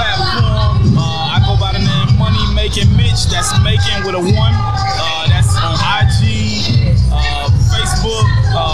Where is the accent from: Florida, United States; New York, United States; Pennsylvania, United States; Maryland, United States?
Florida, United States; Dade and Broward; now in Atlanta, United States; I'm originally from Dade and Broward. I'm out here in the ATL.